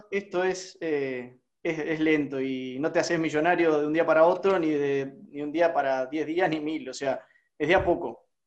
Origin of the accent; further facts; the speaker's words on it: Misiones, Argentina; De la provincia de Misiones.